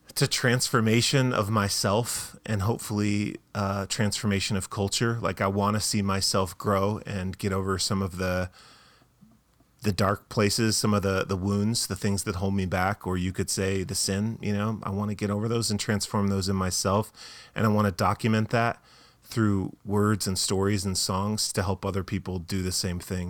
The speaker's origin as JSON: {"language": "English", "town": "Tucson", "region": "Arizona", "country": "United States", "also_born_or_lived": "Boston, Massachusetts", "moved": "as an adult", "said": "we're from Tucson, Arizona. We lived for a while in Boston, Massachusetts"}